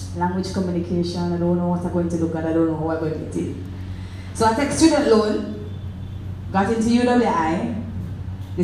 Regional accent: Clarendon, Jamaica; I'm from Clarendon

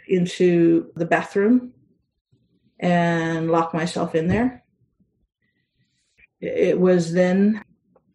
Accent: Hawaii, United States; I grew up in Hawaii

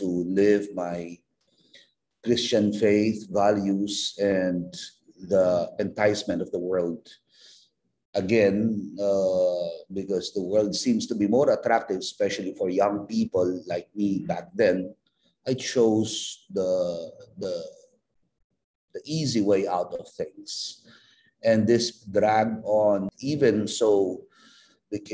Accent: Philippines; as a missionary priest and as a Filipino

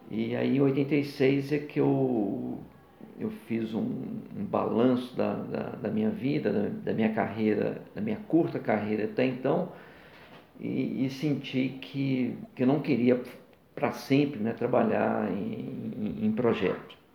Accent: Rio de Janeiro, Brazil; born there; also born or lived in Minas Gerais; Então, eu sou fluminense de nascimento, mas é, me considero muito mais mineiro.

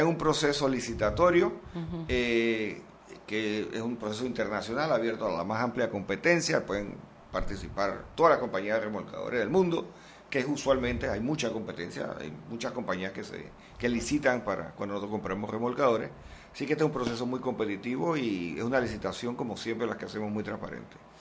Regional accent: Panama; debemos sentirnos extraordinariamente orgullosos como panameños

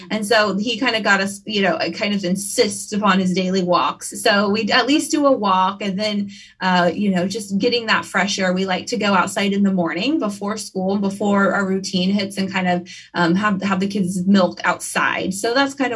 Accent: Kansas, United States; also born or lived in Wichita, Kansas; I'm from Kansas. I live in Wichita. These are my lakes

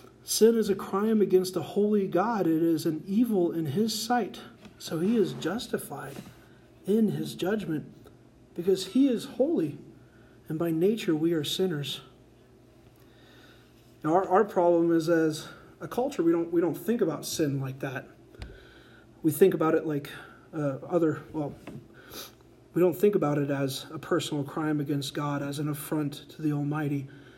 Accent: Colorado, United States; I've never murdered someone, and in fact, I'm from Colorado, and I use my blinker in traffic, so I'm a saint.

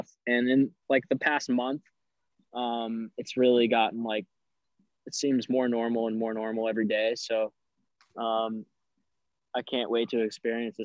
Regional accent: New England, United States; moved away as an adult; now in San Diego, United States; growing up in New England your whole life

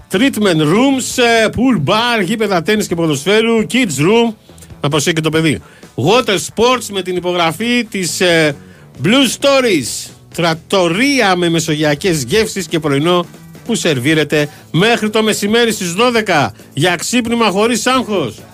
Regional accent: southern Greece, Greece; Και εμεί είμαστε που είμαστε από Νότια Ελλάδα μέχρι να φτάσουμε στη Θάσο

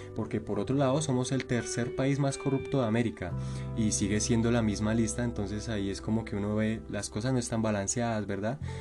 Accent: Colombia; las mujeres hermosas que tenemos en nuestro país y la manera en la que nos expresamos, la manera en la que nos hablamos, nuestra cultura, nuestra comida, decir chévere, bacano, chimba, severo, buenas, vecina, me regala tal cosa, eso hace que la cultura colombiana sea muy especial.

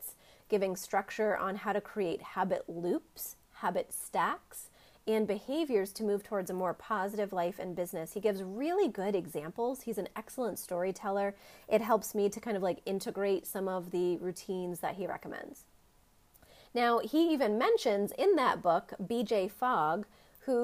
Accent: Maine, United States; my home state of Maine

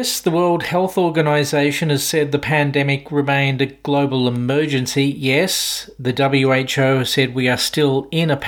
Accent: Victoria, Australia; in my home state of Victoria

